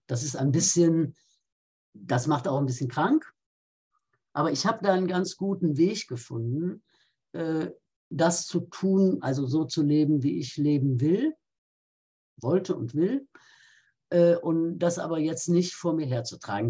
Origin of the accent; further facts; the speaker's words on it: Rhineland, Germany; Jetzt komme ich aus dem Rheinland, da ist man ja anders katholisch als anderswo